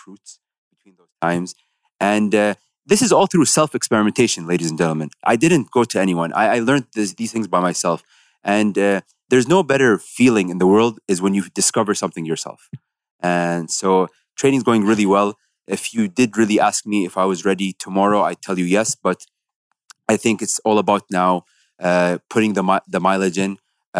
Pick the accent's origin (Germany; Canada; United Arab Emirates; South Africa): United Arab Emirates